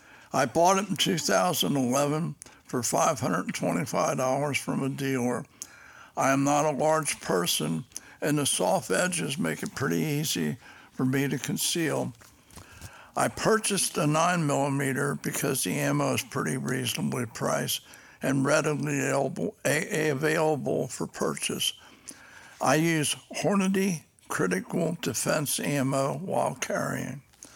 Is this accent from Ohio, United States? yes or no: yes; Cincinnati, Ohio, United States; I'm from Cincinnati, Ohio. And as a child growing up, I never had any experience with firearms.